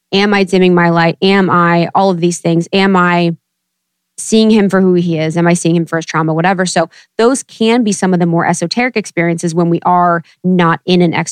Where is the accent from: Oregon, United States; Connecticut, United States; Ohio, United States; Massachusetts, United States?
Ohio, United States; also born or lived in Chicago / New York; now in Los Angeles, United States; growing up in Ohio and, you know, moving from Chicago to New York and finally